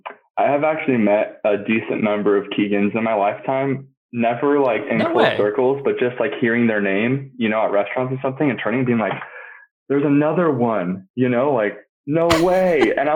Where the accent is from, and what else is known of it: Paso Robles, California, United States; born or raised there